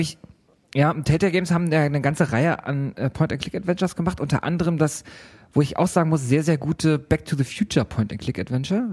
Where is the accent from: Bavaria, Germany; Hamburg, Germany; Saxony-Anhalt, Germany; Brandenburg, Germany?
Hamburg, Germany; bei uns in Hamburg